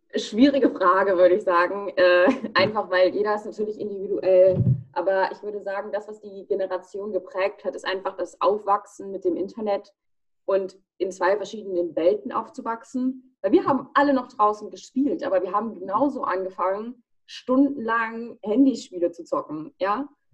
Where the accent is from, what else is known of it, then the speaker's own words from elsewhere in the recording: United States; Ich bin in den USA geboren, ich bin 20 Jahre alt.